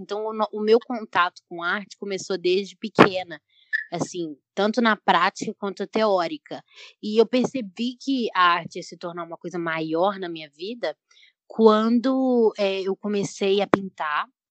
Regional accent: Belo Horizonte, Minas Gerais, Brazil; eu tenho 22 anos, sou de BH

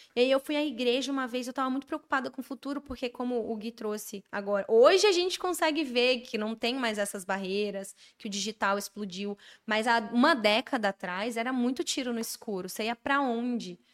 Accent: Brasília, Federal District, Brazil; moved away as an adult; now in São Paulo, Brazil; eu sou de Brasília

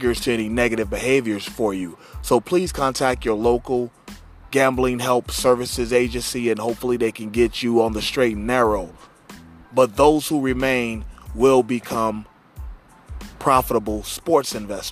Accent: Cincinnati, Ohio, United States; my hometown Cincinnati

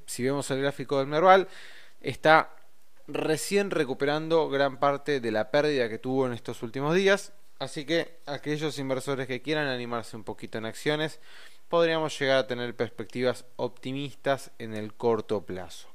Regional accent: Argentina; a nosotros, como argentinos, que tenemos una economía débil

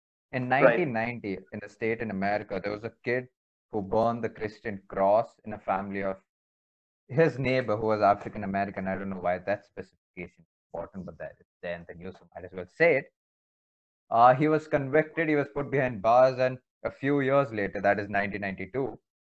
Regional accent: India; I'm in India, being an Indian

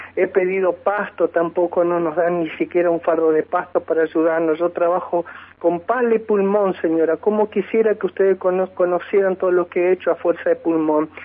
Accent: near Senillosa, Neuquén, Argentina; soy un ciudadano argentino, neuquino, de padres neuquinos argentino, eh, oriundo de acá de estas zona

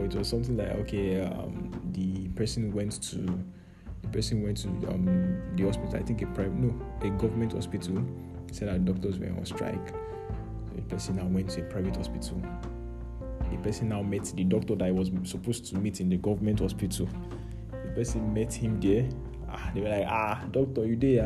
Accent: Niger State, Nigeria; moved away; I grew up in Niger State

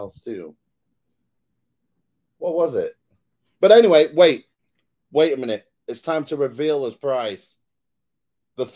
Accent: United Kingdom; I'm British

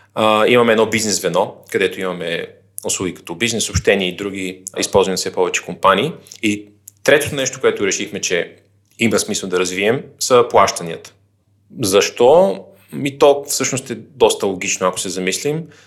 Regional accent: Vratsa, Vratsa Province, Bulgaria; moved away as an adult; also born or lived in Sofia; Аз родно съм от Враца, където съм и завършил средното си образование

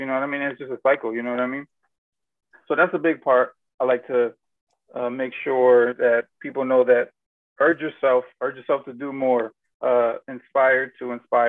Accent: Germany; born there; Personally, most people don't know I was born in Germany.

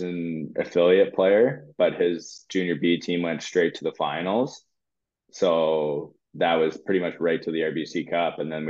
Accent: Cobourg, Ontario, Canada; Coburg was my hometown team, and the biggest rivalry was Coburg. So I used to love driving 2 minutes to the rink

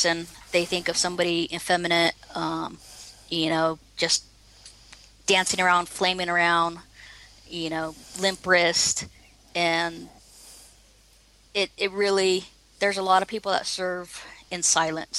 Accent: Oceanside, California, United States; I grew up in Southern California, and actually Oceanside.

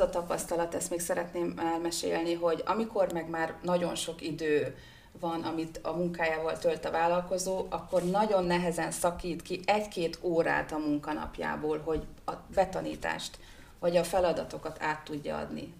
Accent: Hungary; also born or lived in Budapest; én vidéki vagyok, vidékre hazaköltöztem

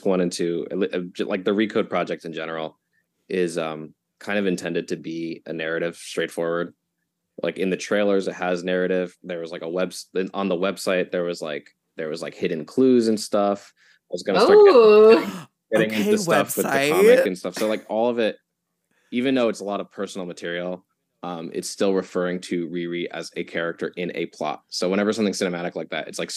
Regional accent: New York, United States; I am from New York, living with my boyfriend and three cats

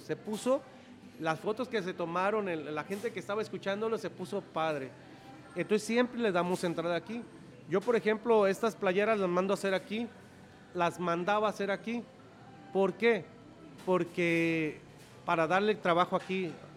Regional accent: Los Reyes, Michoacán, Mexico; los Reyes Michoacán, por ser mi tierra natal, por mi familia que yo he crecido aquí

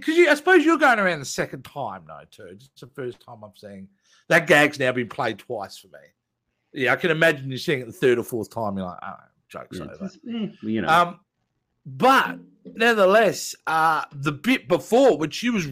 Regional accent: Australia; accent: Aussie; I can really lean into the Aussie if you want.

